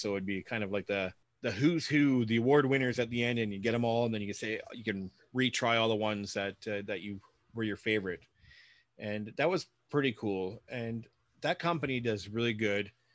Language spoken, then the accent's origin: English; Guelph, Ontario, Canada; my hometown is Guelph. Well, our hometown was Guelph